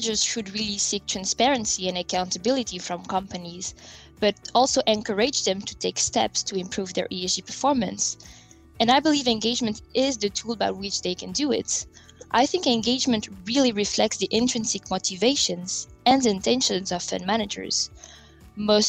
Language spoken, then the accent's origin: English; France; moved away; also born or lived in different countries across Europe; I was born and raised in France, but I have lived in different countries across Europe.